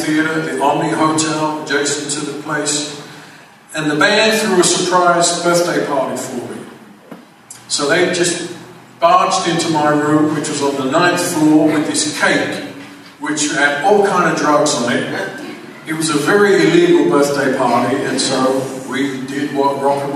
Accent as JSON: {"language": "English", "region": "London", "country": "United Kingdom", "tie": "born or raised there", "also_born_or_lived": "Van Nuys, California", "moved": "yes", "said": "I grew up in England, as you most probably tell by the accent, that's where it comes from."}